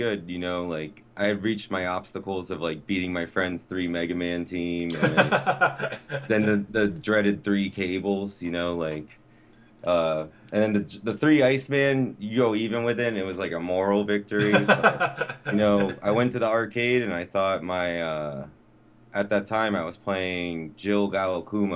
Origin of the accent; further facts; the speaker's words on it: New London, Connecticut, United States; I was born in New London, Connecticut, Lawrence Memorial Hospital. Little, quaint little town